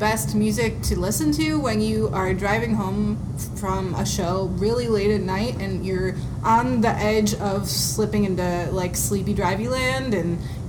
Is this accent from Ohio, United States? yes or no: yes; Cleveland, Ohio, United States; moved away as an adult; also born or lived in Denton, Texas; we're both from Cleveland. We're just from opposite sides of Cleveland.